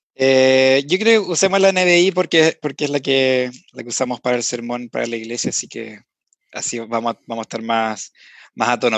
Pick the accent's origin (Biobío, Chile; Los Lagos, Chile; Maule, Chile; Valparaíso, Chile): Valparaíso, Chile; Viña del Mar; moved away as an adult; now in Santiago, Chile; ambos somos de Viña